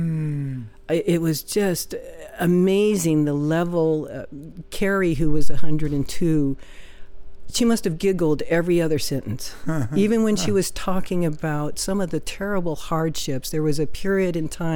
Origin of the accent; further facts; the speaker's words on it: Oklahoma, United States; moved away; I'm from Oklahoma